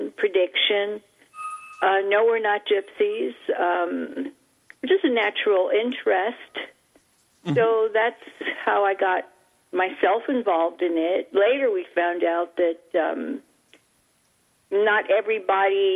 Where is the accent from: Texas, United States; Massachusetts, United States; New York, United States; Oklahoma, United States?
New York, United States; New York City; when I was a little child growing up in Manhattan, the island of Manhattan in New York City